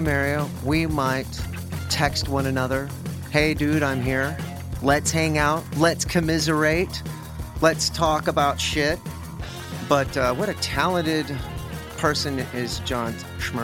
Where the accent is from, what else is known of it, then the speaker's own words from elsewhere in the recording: Texas, United States; I'm from Texas and I have a dumb accent